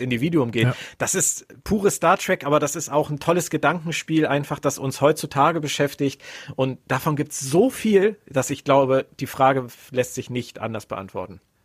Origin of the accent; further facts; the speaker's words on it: Berlin, Germany; Ich bin auch in Westberlin aufgewachsen